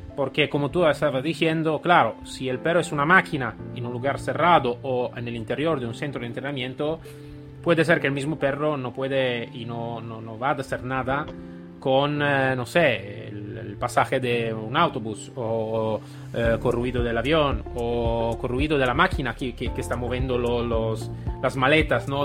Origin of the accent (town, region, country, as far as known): Italy